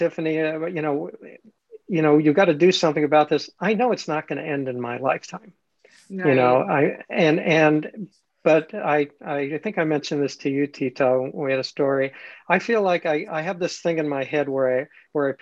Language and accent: English; Los Angeles, California, United States; I grew up in Los Angeles